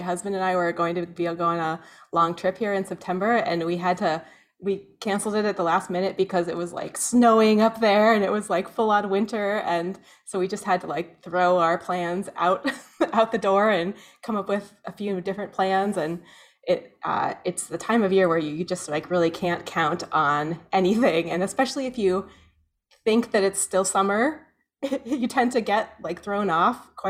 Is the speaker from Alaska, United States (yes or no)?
yes; Soldotna, Alaska, United States; also born or lived in Skagway / Valdez / Denali; now in Anchorage, United States; I grew up in Soldotna